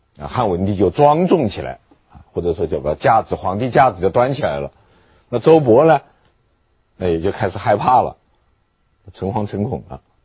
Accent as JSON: {"language": "Chinese", "country": "China", "said": "我们中国人"}